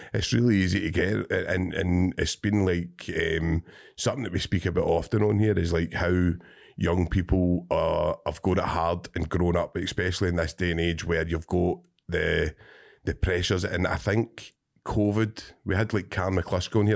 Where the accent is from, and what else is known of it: Cumbernauld, Scotland, United Kingdom